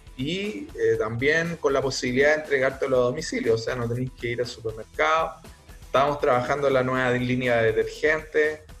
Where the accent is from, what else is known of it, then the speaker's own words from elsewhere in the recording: Chile; somos chilenos